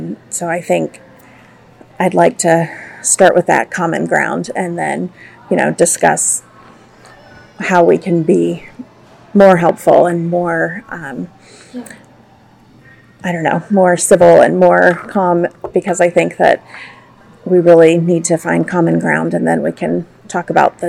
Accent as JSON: {"language": "English", "town": "Atlanta", "region": "Georgia", "country": "United States", "said": "And yeah. I'm from Atlanta, Georgia."}